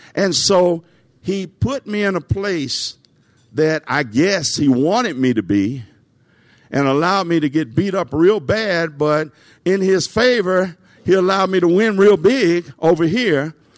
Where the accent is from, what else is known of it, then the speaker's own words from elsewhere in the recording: Nashville, Tennessee, United States; I grew up in Nashville.